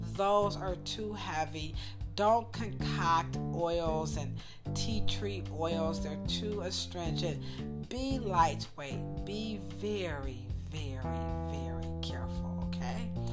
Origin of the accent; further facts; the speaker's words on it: United States; I'm an American, and I'm not from Great Britain